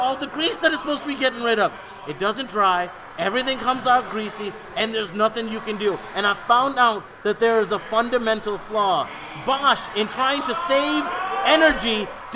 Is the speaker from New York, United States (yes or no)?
yes; Rochester, New York, United States; I grew up in Rochester, New York.